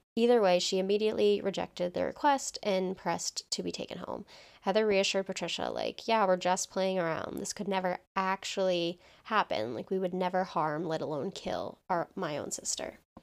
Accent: towns neighboring Groton, Massachusetts, United States; Connor and I both grew up in towns that neighbor Groton

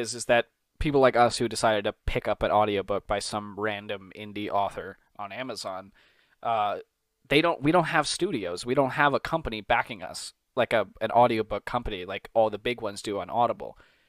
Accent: New York, United States; now in Pennsylvania, United States; yeah, I'm from New York, but I moved to Pennsylvania.

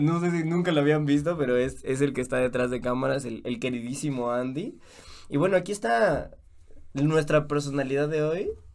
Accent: Mexico; now in Guatemala; yo que soy mexicano, a mí me costaba entender algunas palabras aquí en Guatemala

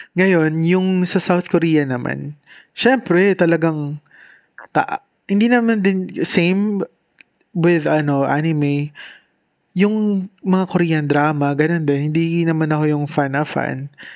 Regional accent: Bicol Region, Philippines; probinsyano lang ako. At yung probinsya ko naman kasi, Bicol, syempre, pakalayo.

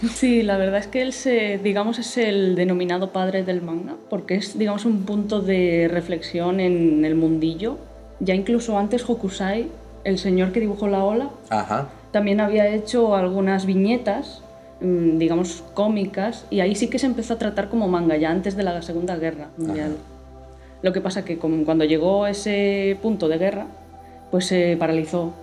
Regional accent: Spain; los que somos españoles o europeos

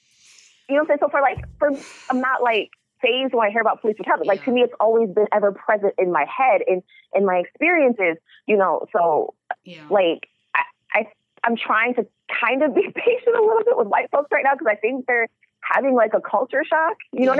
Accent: Chicago, Illinois, United States; I'm from Chicago. We have a huge police brutality problem.

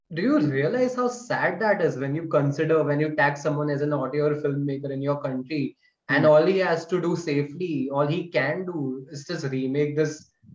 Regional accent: Gujarat, India; I'm from Gujarat.

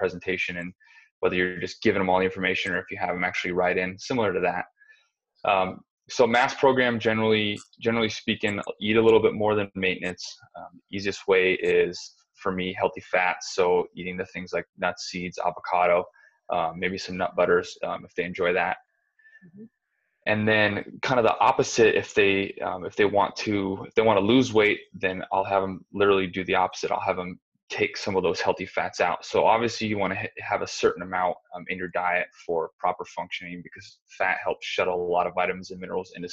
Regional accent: Arizona, United States; I'm from Arizona. I grew up in Arizona

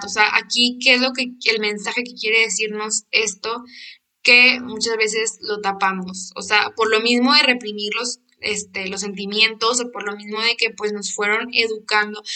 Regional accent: Monterrey, Nuevo León, Mexico; Yo soy de Monterrey

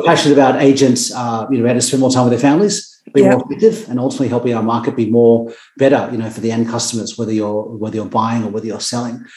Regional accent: Sydney, New South Wales, Australia; I grew up in Sydney, very close to where I live now. I grew up in Gordon

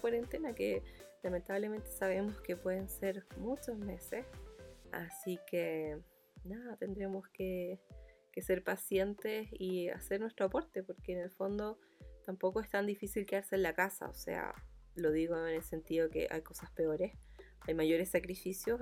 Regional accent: Chile; accent: muy chileno; also born or lived in Providencia, Santiago; mi acento es muy chileno

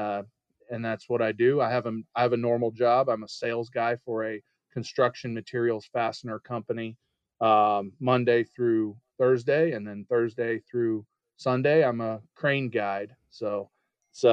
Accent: Oklahoma, United States; I am from Oklahoma, born and raised

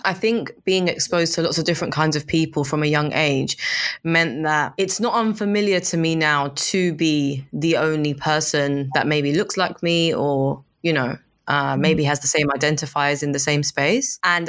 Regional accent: Lusaka, Lusaka Province, Zambia; now in London, United Kingdom; I was born in London. I grew up in Zambia, in Lusaka. And then I came back to London. And London's my base

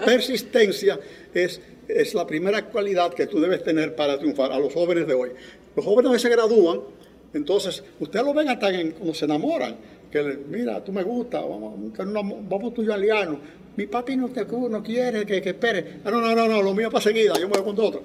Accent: La Vega, Dominican Republic; moved away as an adult; also born or lived in New York, United States; yo nací en el Nápoles, el Nápoles es una barriada de La Vega

